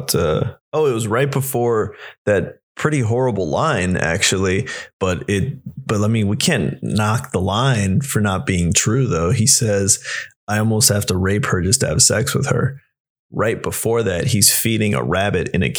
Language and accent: English; United States; growing up Mexican American, Latino in this country